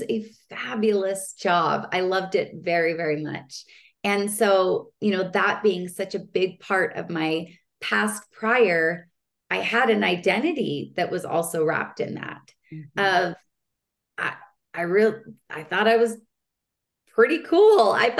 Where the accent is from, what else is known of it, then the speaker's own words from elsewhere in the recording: Utah, United States; moved away as an adult; also born or lived in Palm Springs; I grew up in Utah